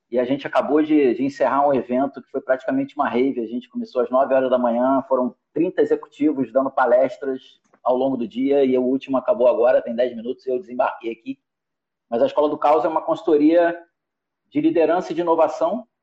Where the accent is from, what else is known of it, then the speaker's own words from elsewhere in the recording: Rio de Janeiro, Brazil; carioca, eu costumo dizer que a minha